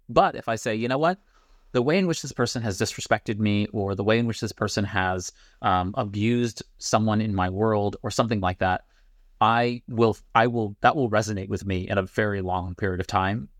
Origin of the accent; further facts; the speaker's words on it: New York City, New York, United States; now in Pittsburgh, United States; I'm from Brooklyn. I live in Pittsburgh.